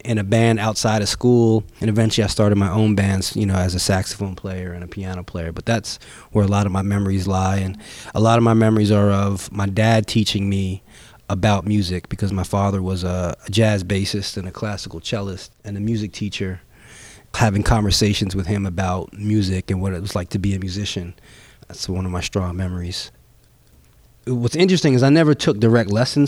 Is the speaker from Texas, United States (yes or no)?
no; Bay Shore, New York, United States; I was born and raised in Bayshore, New York, which is on Long Island